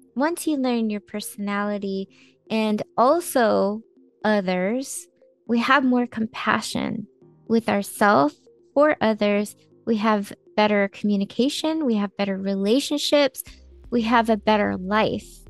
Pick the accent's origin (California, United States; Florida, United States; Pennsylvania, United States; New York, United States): California, United States; I am a native Californian, and so are my parents